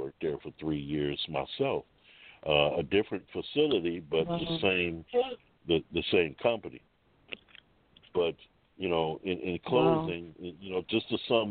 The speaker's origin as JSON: {"language": "English", "town": "Cleveland", "region": "Ohio", "country": "United States", "tie": "born or raised there", "said": "I am actually from Cleveland. This is my hometown"}